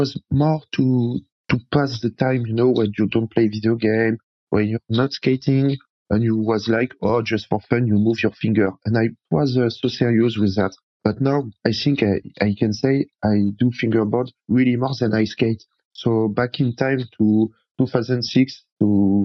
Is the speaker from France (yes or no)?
yes; Paris, Île-de-France, France; English is a second language; moved away as an adult; now in near Bordeaux, France; I'm from France, from Paris.